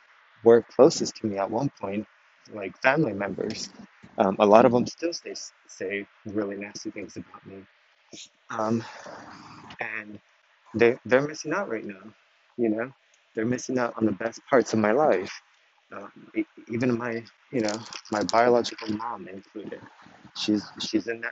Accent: Texas, United States; I was raised in Texas

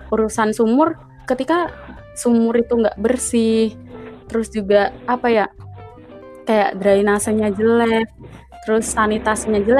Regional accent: Java, Indonesia; karena kan saya orang Jawa nih bang. Kalau di Jawa tuh sebenarnya

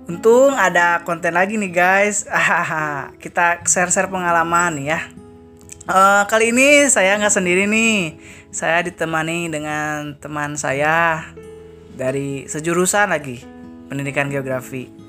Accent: Tangerang, Banten, Indonesia; karena saya orang Tangerang

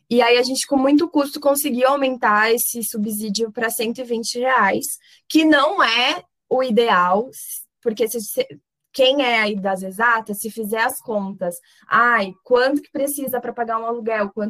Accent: São Paulo, Brazil; now in Franca, Brazil; Porque, por exemplo, eu venho de São Paulo.

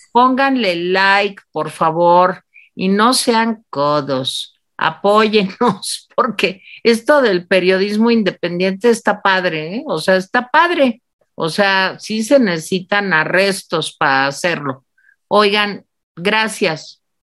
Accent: Mexico; nosotros mexicanos

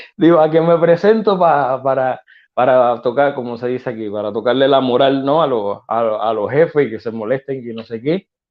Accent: Cuba; also born or lived in Barcelona, Spain; now in Spain; nosotros los cubanos eh, aprendemos con el tiempo cuando salimos de Cuba

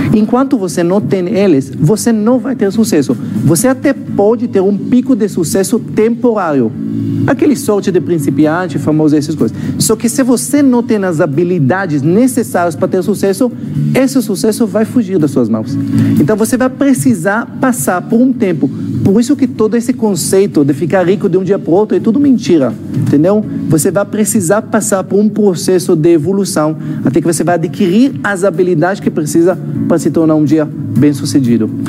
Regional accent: Israel; Portuguese is a second language; moved away as an adult; now in Brazil; eu sou israelense, esse sotaque não é da Bahia

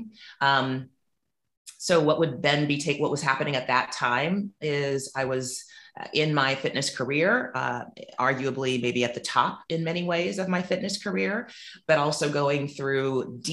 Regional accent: Silicon Valley, California, United States; moved away as an adult; also born or lived in New Orleans, Louisiana; now in Montego Bay, Jamaica; was raised in predominantly white spaces in what is now the Silicon Valley in California, and went to Christian private schools, which were white, the majority of my childhood

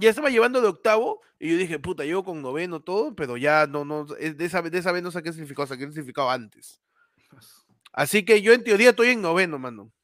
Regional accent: Peru; yo soy un periodista peruano

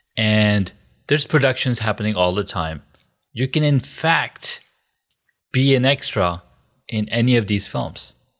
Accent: Corona, California, United States; moved away; I grew up in Cal, Corona, California.

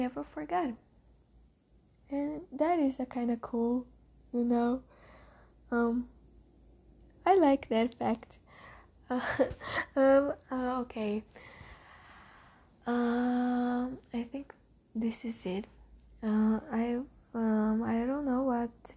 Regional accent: Jundiaí, São Paulo, Brazil; first language Portuguese; English is a second language; I'm born in Brazil in a small city in the São Paulo called Jundiaí

